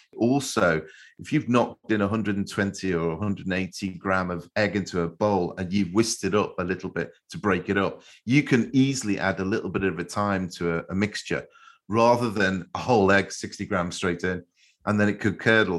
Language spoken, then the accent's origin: English; Liverpool, North West England, United Kingdom; the way I grew up in Liverpool, in our chip shops